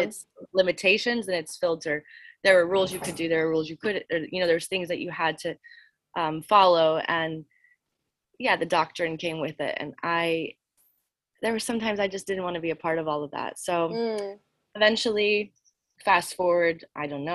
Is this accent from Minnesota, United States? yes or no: no; New Orleans, Louisiana, United States; I grew up in Louisiana, New Orleans